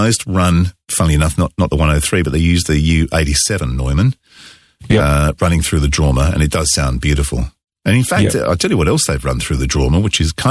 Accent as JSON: {"language": "English", "town": "Cheshunt", "region": "East of England", "country": "United Kingdom", "tie": "born or raised there", "said": "I grew up in Cheshunt"}